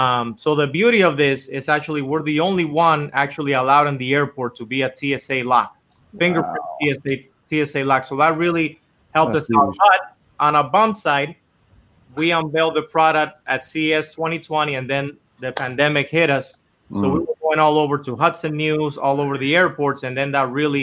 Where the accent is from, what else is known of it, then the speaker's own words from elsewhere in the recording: Dominican Republic; English is a second language; moved away as an adult; now in Los Angeles, United States; because I was born and raised in Dominican Republic my whole life. And I actually came here to LA to try to do music